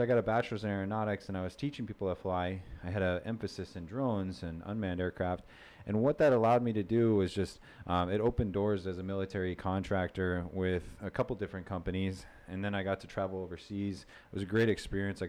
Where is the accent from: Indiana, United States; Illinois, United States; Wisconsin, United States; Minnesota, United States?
Wisconsin, United States; moved away as an adult; also born or lived in North Dakota / Washington State; now in Southwest Florida, United States; born and raised in Wisconsin, right on the by the Twin Cities. I grew up there.